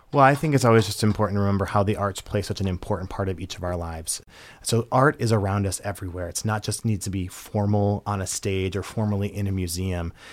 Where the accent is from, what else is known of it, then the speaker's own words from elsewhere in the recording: Minnesota, United States; moved away as an adult; now in Michigan, United States; my home state is Minnesota